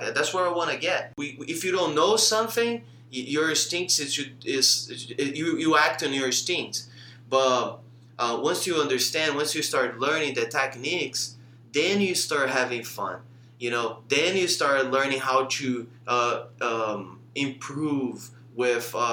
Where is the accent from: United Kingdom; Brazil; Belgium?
Brazil; I came from Brazil, left everything behind to teach.